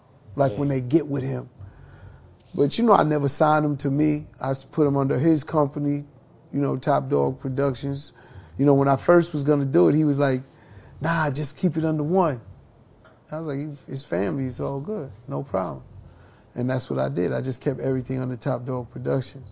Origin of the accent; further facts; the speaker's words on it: New York City, New York, United States; growing up in Hollis, Queens